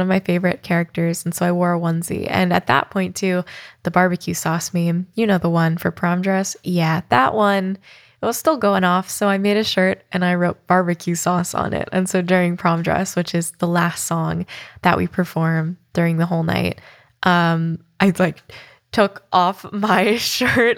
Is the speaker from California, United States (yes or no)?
yes; San Francisco, California, United States; It was my hometown show for the Masquerade Tour in San Francisco